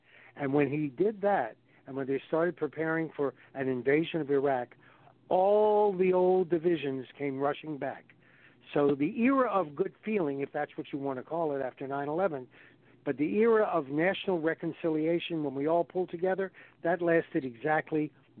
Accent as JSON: {"language": "English", "region": "the South", "country": "United States", "tie": "born or raised there", "said": "I grew up in the South like apparently you people did as well."}